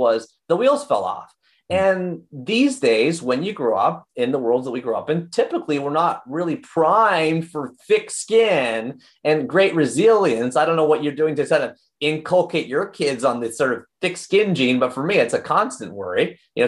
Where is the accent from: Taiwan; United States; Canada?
Canada; Oshawa, Ontario; We grew up in Oshawa, Ontario